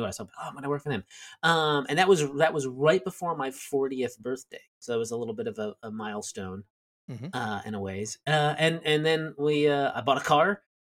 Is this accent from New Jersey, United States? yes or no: yes; southern New Jersey, United States; moved away as an adult; also born or lived in Delaware / New York City / Connecticut / Richmond, Virginia; I was born in southern New Jersey